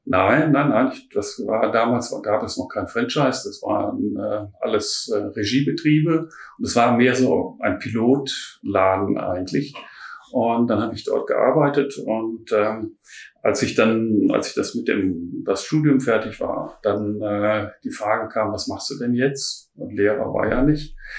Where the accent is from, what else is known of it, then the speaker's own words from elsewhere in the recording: Ruhr area, North Rhine-Westphalia, Germany; also born or lived in Düsseldorf / Heilbronn / Baden; now in Berlin, Germany; ich komme ursprünglich aus dem Ruhrpott